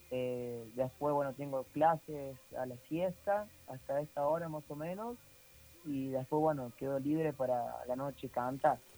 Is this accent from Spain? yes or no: no; Córdoba, Argentina; now in Saldán, Argentina; yo vivo en Saldan, me crié de chiquito en Nueva Italia, ahí en el canche de Racing.